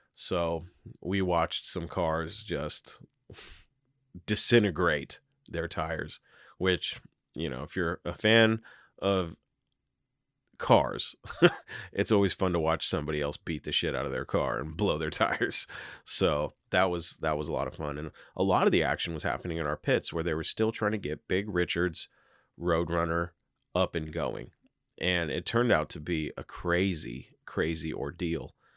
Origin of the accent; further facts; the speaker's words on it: Seattle, Washington, United States; I'm from Seattle